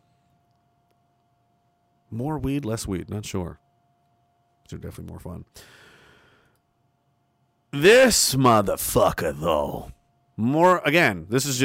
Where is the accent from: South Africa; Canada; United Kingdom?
Canada; growing up as a Canadian